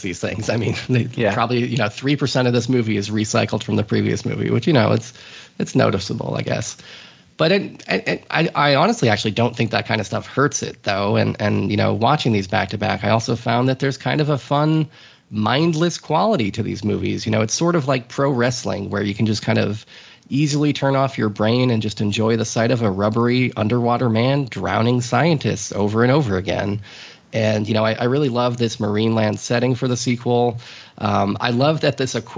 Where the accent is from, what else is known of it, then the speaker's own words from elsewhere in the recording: United States; I'm an American